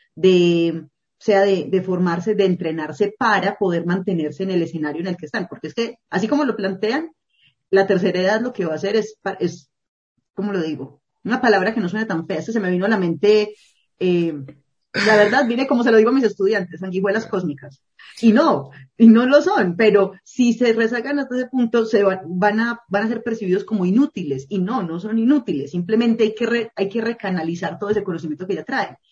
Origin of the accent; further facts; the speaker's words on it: Colombia; also born or lived in Medellín; en las zonas rurales de Colombia, en mi país